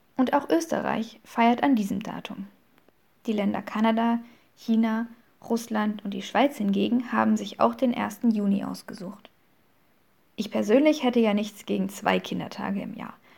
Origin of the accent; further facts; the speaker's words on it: Saxony, Germany; Als geborene Sächsin benutze ich dieses Wort bis heute.